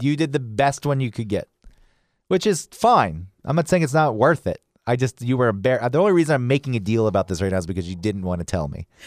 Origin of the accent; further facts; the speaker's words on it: Atlanta, Georgia, United States; you and I grew up in Atlanta